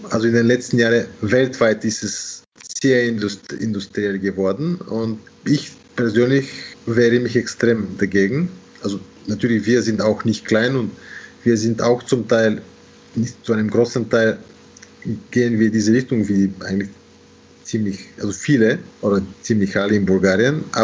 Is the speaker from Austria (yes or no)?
yes; Austria; und natürlich als Österreicher ist man äh, an etwas gewöhnt.